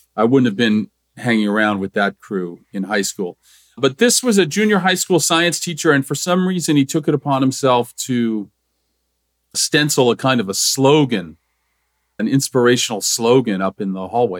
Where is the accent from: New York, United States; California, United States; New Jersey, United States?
New Jersey, United States; where I grew up in New Jersey, we called it junior high school